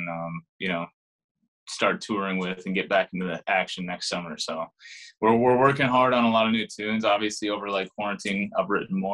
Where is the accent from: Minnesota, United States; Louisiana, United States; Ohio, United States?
Minnesota, United States; Champlin; also born or lived in Nashville, Tennessee; I'm originally from Champlin, Minnesota